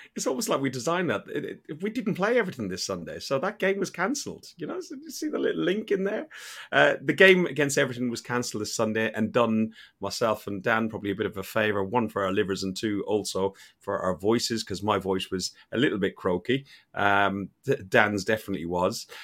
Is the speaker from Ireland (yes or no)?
yes; Ireland; being an Irishman